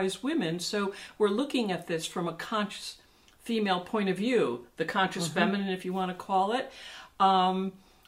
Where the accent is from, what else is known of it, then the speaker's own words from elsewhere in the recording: New York City, New York, United States; I'm a New Yorker